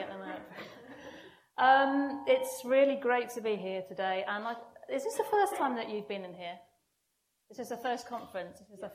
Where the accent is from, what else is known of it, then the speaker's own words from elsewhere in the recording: North Wales, United Kingdom; now in Wimbledon, United Kingdom; I was brought up in North Wales, so it was a Welsh chapel.